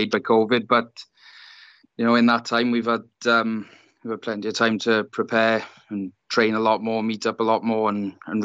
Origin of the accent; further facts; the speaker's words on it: South Wales, United Kingdom; union was the main sport growing up in South Wales in particular